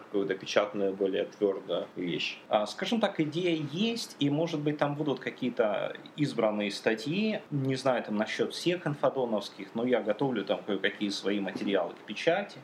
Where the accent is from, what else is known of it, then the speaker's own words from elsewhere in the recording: Donetsk, Donetsk Oblast, Ukraine; Я родился в Донецке, как бы и живу в Донецке